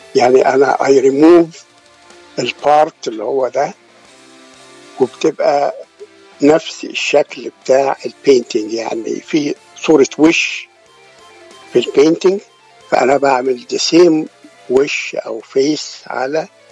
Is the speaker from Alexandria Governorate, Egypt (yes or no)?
yes; near Alexandria, Alexandria Governorate, Egypt; moved away as an adult; also born or lived in Sharqia / Cairo / Giza; now in United States; أنا اتولدت في الشرقية وتربيت جنب اسكندرية